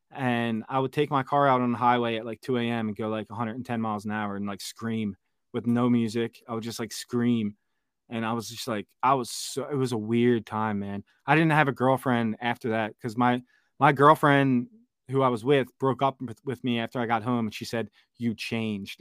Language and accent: English; Philadelphia, Pennsylvania, United States; moved away as an adult; Born and raised in Philadelphia. Spent twenty-five years of my thirty-four years living there